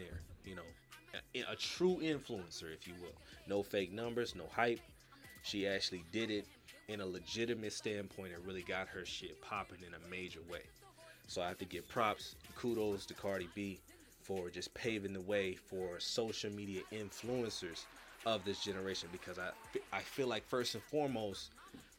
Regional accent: California, United States; now in Houston, United States; I'm from Cali

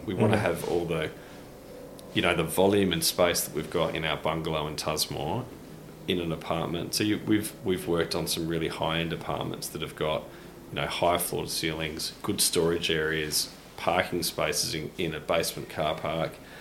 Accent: Modbury, South Australia, Australia; when we grew up in Modbury

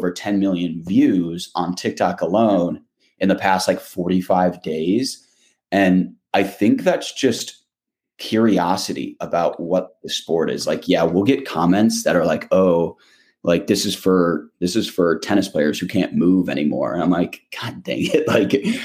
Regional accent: Michigan, United States; moved away as an adult; also born or lived in New York; coming back home to Michigan and just kind of like walking around my hometown

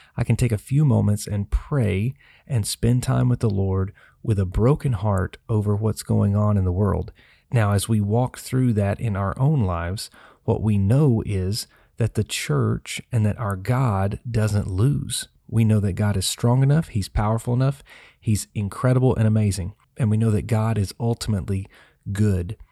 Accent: Tennessee, United States; the city of Nashville, my home state

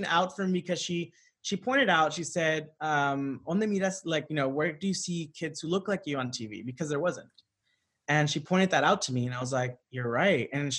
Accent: Santa Ana, California, United States; I grew up in Southern California. Yeah. I was born in Orange County, mm-hmm. and not the good side.

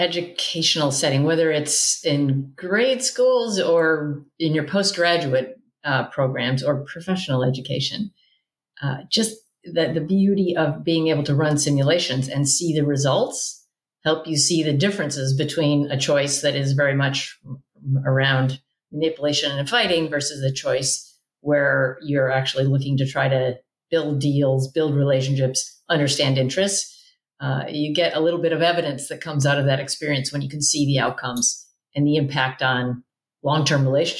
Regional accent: Midwest, United States; born there; also born or lived in South; now in California, United States; I live in California, but I was born in the Midwest and I've lived in the South.

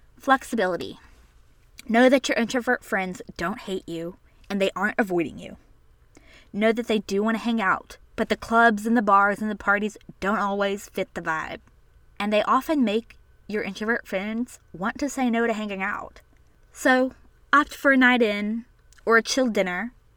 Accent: the South, United States; I was born and raised in the South, and so were my parents

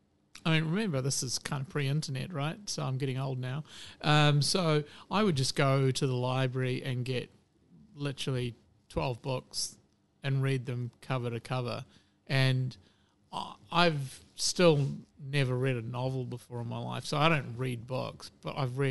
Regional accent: Hamilton, Waikato, New Zealand; also born or lived in United Kingdom; I grew up in Hamilton

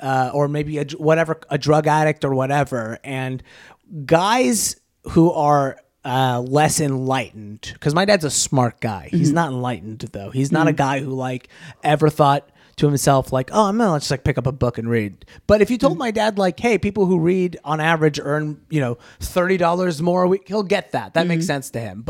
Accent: Orange County, California, United States; I was from Orange County.

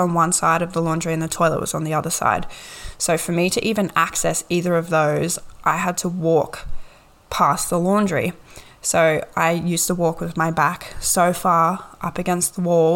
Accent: Gold Coast, Queensland, Australia; also born or lived in Ipswich, Queensland; My parents were split and we moved to the Gold Coast

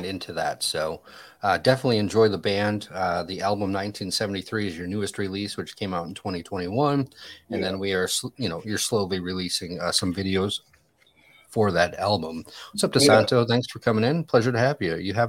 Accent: Orlando, Florida, United States; I'm Orlando

